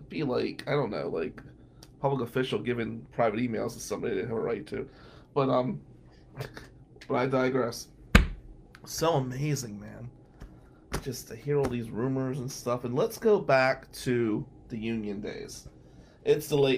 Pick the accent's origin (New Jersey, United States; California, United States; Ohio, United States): New Jersey, United States; Atlantic City; moved away; growing up in Atlantic City